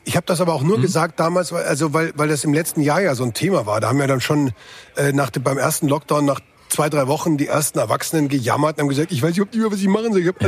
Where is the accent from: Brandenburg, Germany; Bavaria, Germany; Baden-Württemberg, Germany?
Bavaria, Germany; ich bin hier als Bayer in Bayern angetreten